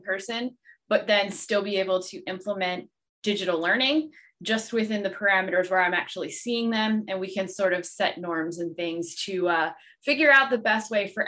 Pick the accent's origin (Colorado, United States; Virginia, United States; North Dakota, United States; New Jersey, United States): New Jersey, United States; I am from the great state of New Jersey